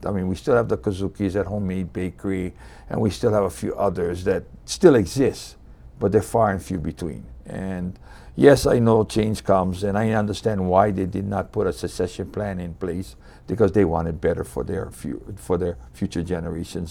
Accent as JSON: {"language": "English", "town": "Hilo", "region": "Hawaii", "country": "United States", "tie": "born or raised there", "also_born_or_lived": "Kauai", "moved": "as an adult", "lives_now": "Maui, United States", "said": "I was born and raised on the Big Island in Hilo, and I spent most of my youth there."}